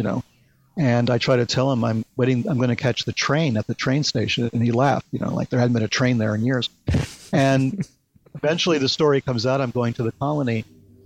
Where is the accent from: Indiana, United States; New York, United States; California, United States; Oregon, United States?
New York, United States; New York City; also born or lived in New Hampshire; I was born in the Bronx